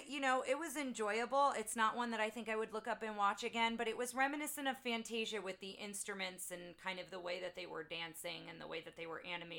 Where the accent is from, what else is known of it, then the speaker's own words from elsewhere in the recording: Jersey Shore, New Jersey, United States; I grew up on the Jersey Shore.